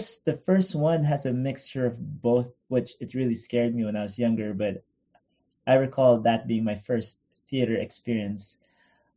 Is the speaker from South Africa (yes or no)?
no; Philippines; now in Los Angeles, United States; We didn't have that much money growing up in the Philippines